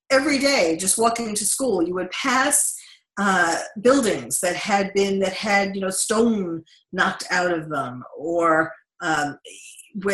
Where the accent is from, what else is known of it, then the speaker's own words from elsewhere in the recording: New York City, New York, United States; now in Los Angeles, United States; I having been born and raised in New York